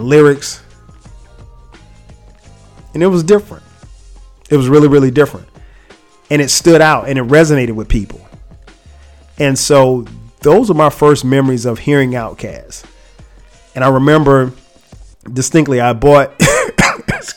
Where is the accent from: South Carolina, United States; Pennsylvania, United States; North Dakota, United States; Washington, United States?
South Carolina, United States; I'm from South Carolina